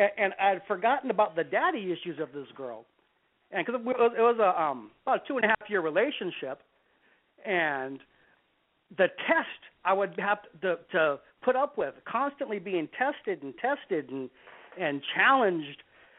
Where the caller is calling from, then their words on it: San Diego, California, United States; 46, from San Diego.